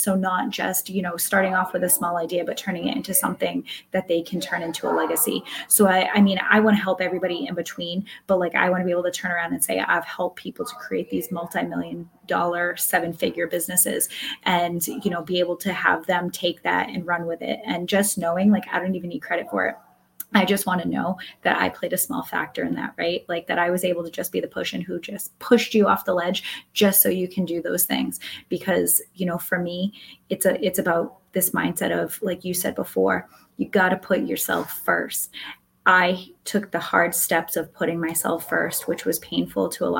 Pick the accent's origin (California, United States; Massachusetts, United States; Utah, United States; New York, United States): Massachusetts, United States; I'm from Massachusetts